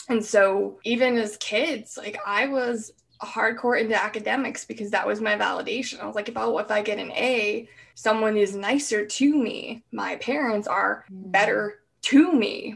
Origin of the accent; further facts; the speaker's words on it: Pacific Northwest, United States; I'm from the Pacific Northwest